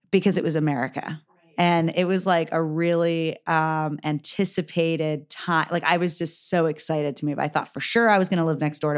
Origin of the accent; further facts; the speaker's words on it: Saudi Arabia; born there; so I was born in 1981 in Saudi Arabia.